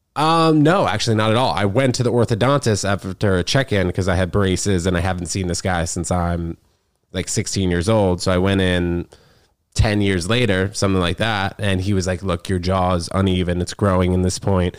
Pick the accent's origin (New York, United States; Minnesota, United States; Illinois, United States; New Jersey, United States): New York, United States; growing up in New York